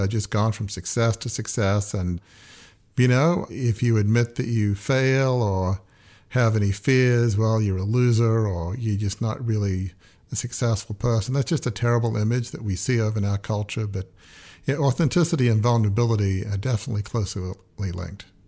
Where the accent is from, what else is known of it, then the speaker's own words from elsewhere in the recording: Australia; moved away; also born or lived in United States / Oxford; I grew up in a large family media business. It had been in my family for a hundred and fifty years. It had the Australian equivalent of the New York Times